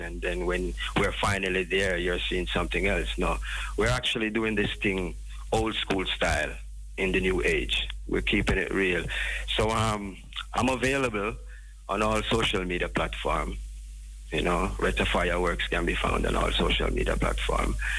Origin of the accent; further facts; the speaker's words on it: Jamaica; we as a people, as a Jamaican